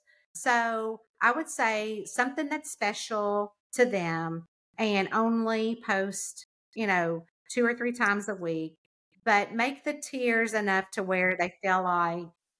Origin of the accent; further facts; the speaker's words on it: the South, United States; I'm from the South. We feel like when you come in, we have got an Entenmann's cake waiting on the table for you, a pot of coffee.